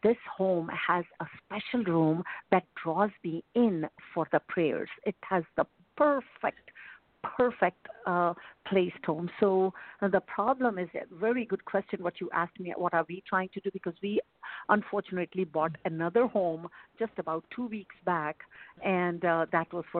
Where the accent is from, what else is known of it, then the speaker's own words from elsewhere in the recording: California, United States; I'm from California, although my area code is 702.